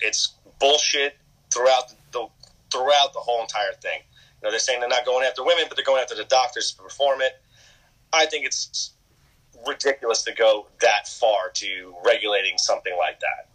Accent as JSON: {"language": "English", "country": "United States", "said": "I am an American"}